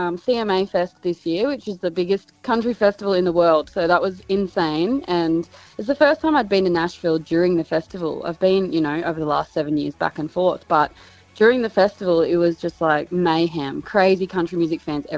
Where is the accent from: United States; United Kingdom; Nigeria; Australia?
Australia; Inverell, New South Wales; now in Port Macquarie, Australia; I grew up in Inverell, so Tamworth is not too far away